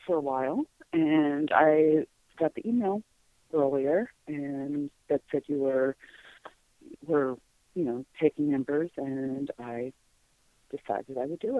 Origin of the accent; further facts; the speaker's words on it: New York, United States; now in Omaha, United States; I live in Omaha, Nebraska. I'm actually from New York